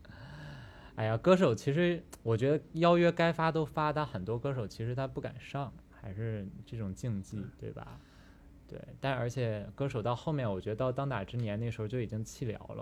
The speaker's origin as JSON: {"language": "Chinese", "region": "Northeast China", "country": "China", "said": "我们东北人市井生活"}